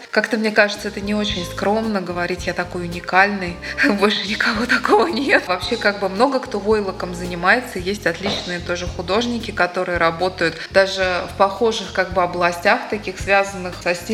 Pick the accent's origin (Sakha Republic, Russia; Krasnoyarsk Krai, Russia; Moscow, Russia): Moscow, Russia; moved away as an adult; now in Daugavpils, Latvia; Семь лет назад я уехала сюда из Москвы, и теперь я Даугавпилчанка.